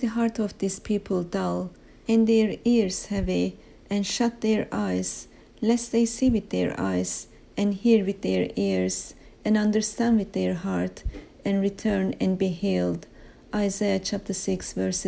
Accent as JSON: {"language": "English", "country": "Turkey", "moved": "yes", "lives_now": "United Kingdom", "said": "an alien, foreigner, for I'm from Turkey originally"}